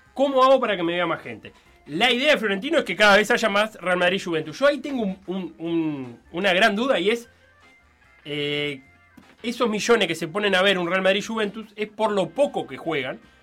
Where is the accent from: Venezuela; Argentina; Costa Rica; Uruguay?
Uruguay